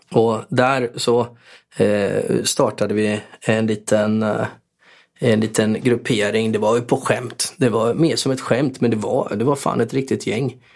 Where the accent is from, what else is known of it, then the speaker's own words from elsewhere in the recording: Borås, Västra Götaland, Sweden; Jag var till viss del uppväxt på Norrby och till viss del eh, avskärmad från Norrby för eh, morsan bodde på Sjöbo